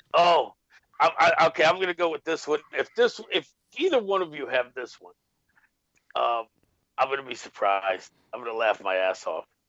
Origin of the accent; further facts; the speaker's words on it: New York City, New York, United States; growing up in the Bronx as a Puerto Rican kid, South Bronx in the '80s.